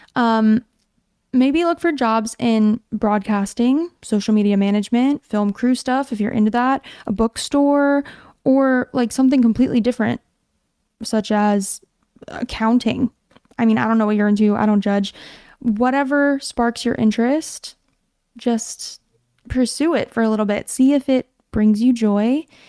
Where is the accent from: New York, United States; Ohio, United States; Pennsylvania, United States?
Pennsylvania, United States; moved away; my hometown in Pennsylvania